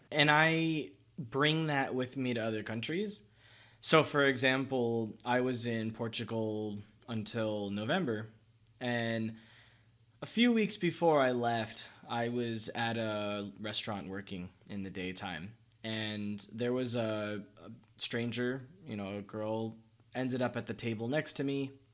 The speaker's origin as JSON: {"language": "English", "town": "Miami", "region": "Florida", "country": "United States", "tie": "born or raised there", "also_born_or_lived": "Pembroke Pines / Vietnam", "said": "I moved from Miami to Pembroke Pines. It's not very far. It's like 30 minutes by car. But I was like 12 when it happened."}